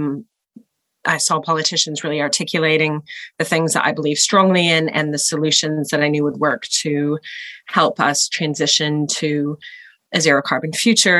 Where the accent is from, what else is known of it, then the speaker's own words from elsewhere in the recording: United States; moved away as an adult; also born or lived in Los Angeles County, California; now in New Zealand; I was born in the United States and mostly grew up there